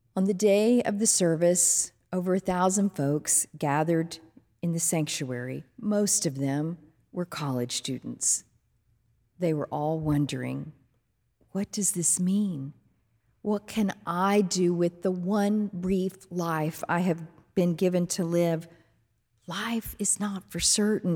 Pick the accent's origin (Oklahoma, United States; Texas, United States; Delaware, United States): Texas, United States; Fort Worth; When I was growing up as a little girl in Fort Worth, Texas, there was a pastor in my hometown